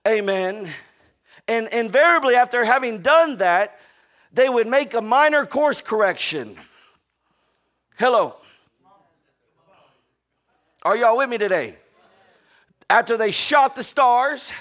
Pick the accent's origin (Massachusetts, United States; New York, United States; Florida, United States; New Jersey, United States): Florida, United States; now in Texas, United States; I'm from Florida